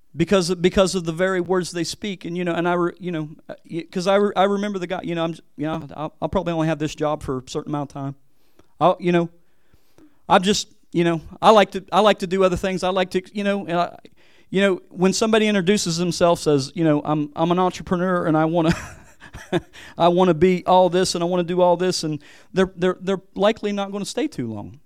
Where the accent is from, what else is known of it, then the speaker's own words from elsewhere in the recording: West Virginia, United States; moved away as an adult; also born or lived in Hawaii; coming back to West Virginia, I feel like a missionary back, back in my home state.